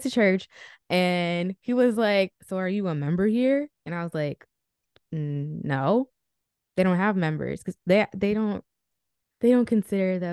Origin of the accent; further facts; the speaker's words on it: Rockland County, New York, United States; moved away as an adult; also born or lived in New Jersey; now in Florida, United States; I was born in New Jersey, but I was raised in Rockland County, New York.